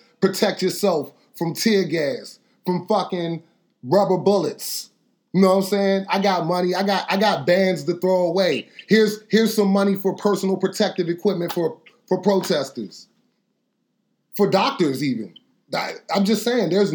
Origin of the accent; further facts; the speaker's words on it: United States; I'm from America